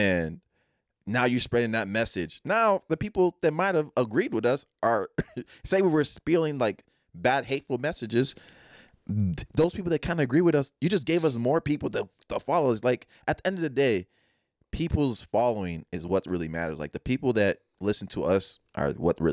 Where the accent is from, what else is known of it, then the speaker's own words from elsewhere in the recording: Texas, United States; I'm from Texas.